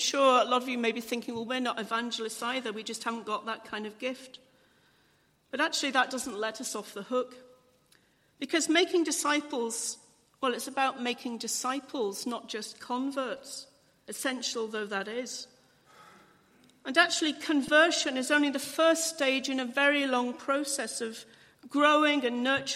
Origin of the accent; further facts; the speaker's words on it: England, United Kingdom; I'm English